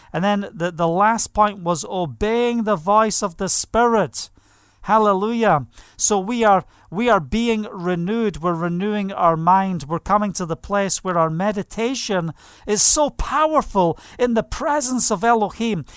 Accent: Scotland, United Kingdom; moved away as an adult; now in Israel; I was brought up in Scotland

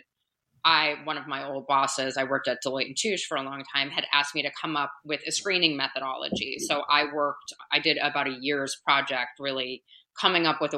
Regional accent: East Coast, United States; moved away as an adult; now in Los Angeles, United States; I'm from the East Coast originally.

